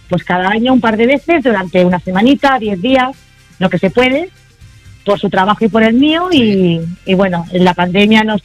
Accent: Málaga, Andalusia, Spain; El, vínculo, el vínculo es que somos los dos malagueños.

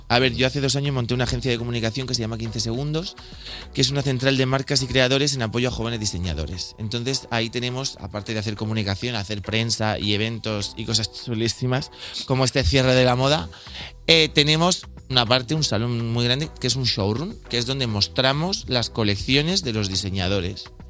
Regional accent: Bigastro, Valencian Community, Spain; moved away; yo soy de Bigastro, un pueblecito que está muy cerquita de Torrevieja, zona costera, el Levante

